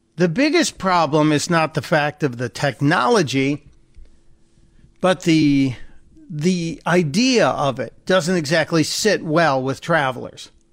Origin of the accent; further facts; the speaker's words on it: Chicago, Illinois, United States; I'm a white guy from Chicago. Yeah, I grew up on the South Side. We moved to the suburbs